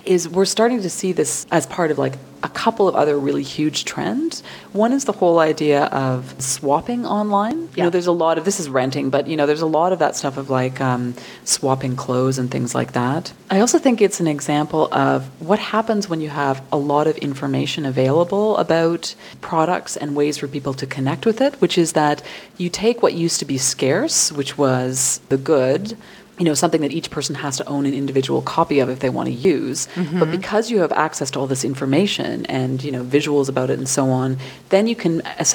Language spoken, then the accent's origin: English; Scot, Scotland, United Kingdom; I'm a Scot